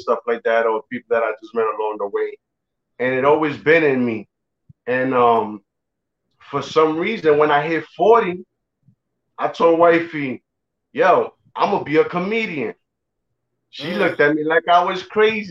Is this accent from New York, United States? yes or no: yes; New York, United States; now in Florida, United States; originally from New York. I live in Florida now, but I still rep New York.